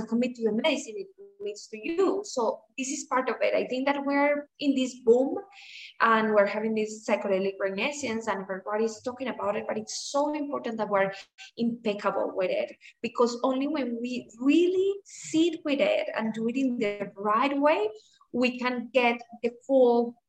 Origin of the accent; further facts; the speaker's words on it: Colombia; I'm from Colombia.